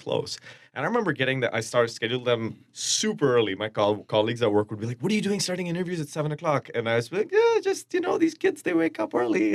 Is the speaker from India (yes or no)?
yes; India; now in Twin Cities, United States; I'm Indian from India